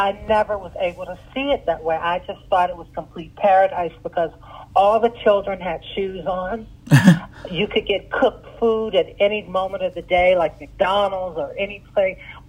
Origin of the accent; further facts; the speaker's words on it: Sudan; English is a second language; That's how we were raised in Sudan.